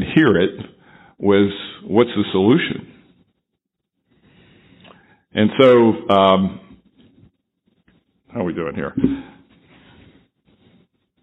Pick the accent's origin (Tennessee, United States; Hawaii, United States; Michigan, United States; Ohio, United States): Ohio, United States; Dayton; moved away as an adult; also born or lived in Rochester, New York; my hometown, Dayton, Ohio